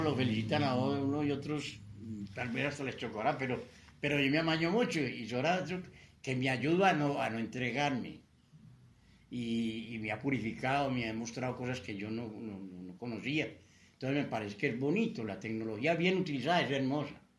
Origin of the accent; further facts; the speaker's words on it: Copacabana, Antioquia, Colombia; also born or lived in Medellín; yo no nací en Copacabana, nací aquí en Medellín, en el barrio Belén, pero me crié en Copacabana